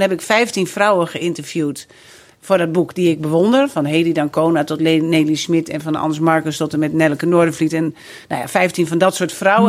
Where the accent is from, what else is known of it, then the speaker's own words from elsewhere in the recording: Drachten, Friesland, Netherlands; moved away as an adult; also born or lived in Amsterdam; now in Friesland, Netherlands; ik ben geboren en getogen in Drachten